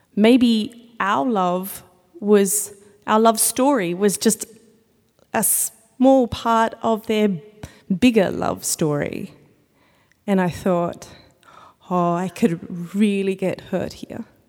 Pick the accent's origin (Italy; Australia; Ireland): Australia; now in United States; I am from Australia